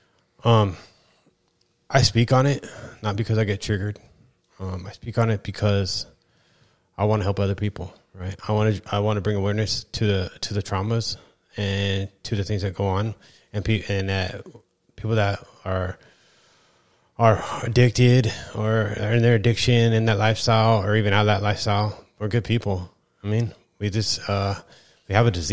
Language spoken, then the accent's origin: English; East Kern, California, United States; I'm from the East Kern